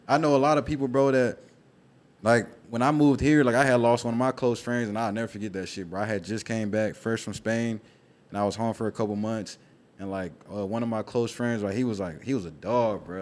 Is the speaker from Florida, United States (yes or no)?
no; Memphis, Tennessee, United States; I'm from Memphis